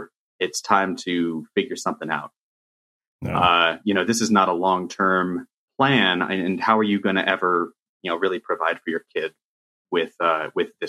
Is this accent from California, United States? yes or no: yes; Riverside, California, United States; you and I grew up in Riverside, California